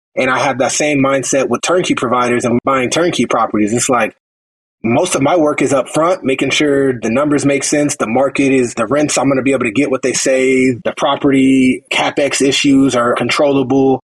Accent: Phoenix, Arizona, United States; I'm from Phoenix, Arizona

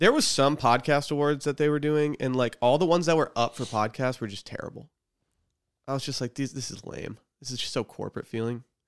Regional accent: near Mackinac Island, Michigan, United States; moved away; Mackinac Island is forty minute drive from my hometown and a twenty-five minute ferry ride

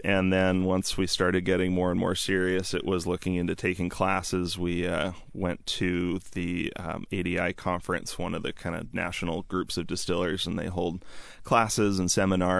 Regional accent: Seattle, Washington, United States; I'm from the Seattle area my whole life, and it's always the question I get asked because I am somewhat young. I'm 28

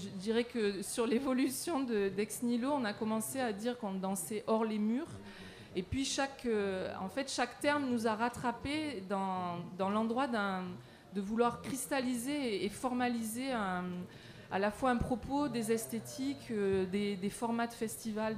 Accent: Marseille, Provence-Alpes-Côte d'Azur, France; moi je viens de Marseille

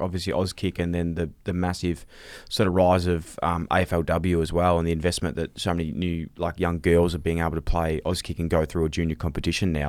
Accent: Australia; we grew up here in Australia

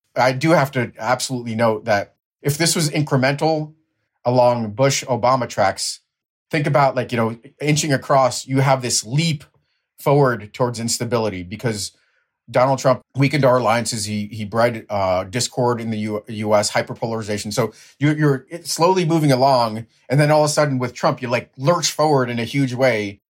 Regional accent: Ukraine; now in United States; my background is Ukrainian, Ukrainian-born

